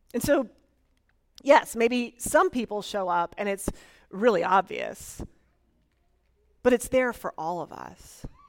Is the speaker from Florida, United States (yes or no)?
yes; Florida, United States; moved away; I am originally from Florida and willing to claim it.